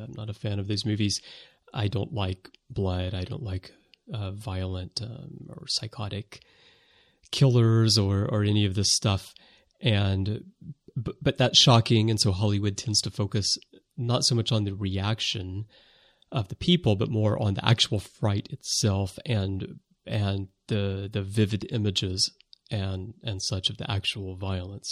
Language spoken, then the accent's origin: English; United States; now in Japan; I am American